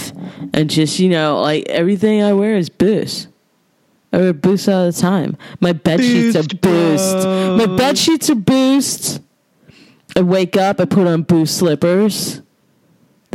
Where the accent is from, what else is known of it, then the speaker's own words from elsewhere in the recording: New York City, New York, United States; I'm from Brooklyn